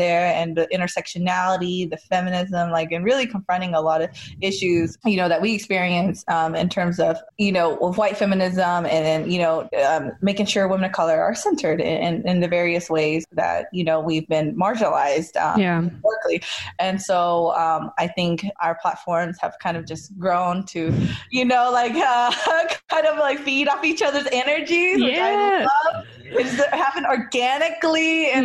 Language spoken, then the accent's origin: English; North Carolina, United States; moved away as an adult; now in California, United States; I grew up in North Carolina, which I didn't mention yet, but it's a very important part of my identity